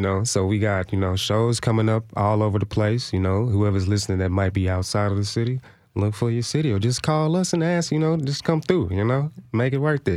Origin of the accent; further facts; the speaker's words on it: Inglewood, United States; I grew up in Inglewood